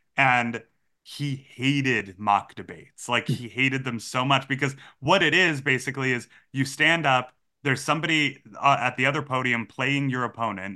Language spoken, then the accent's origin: English; Massachusetts, United States; I grew up in Massachusetts.